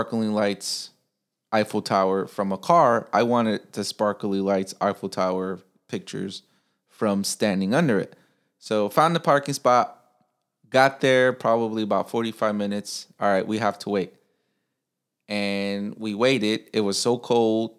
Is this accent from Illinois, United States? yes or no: yes; Chicago, Illinois, United States; moved away as an adult; now in Japan; I'm from Chicago, so it's a big city